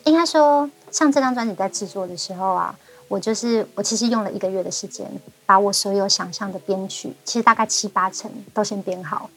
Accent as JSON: {"language": "Chinese", "region": "Hualien County", "country": "Taiwan", "tie": "born or raised there", "also_born_or_lived": "Ruisui", "first_language": "Amis", "said": "我自己真的在花莲出生，而且我第一个家应该就是七星潭。 嗯，很美的一个地方。 我的那个，呃，我一岁到三岁之前这中间长大的这个期间啊的那个家，我只要跑步十五秒，我就会碰到海水"}